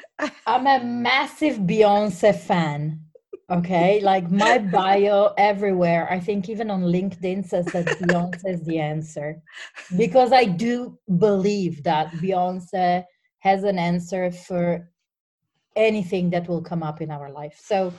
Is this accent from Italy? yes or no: yes; Turin, Piedmont, Italy; English is a second language; So, as you said, I come from Italy, and as my accent says, I think very clearly, I'm from a town called Torino, which is in the northwest, next to the Alps.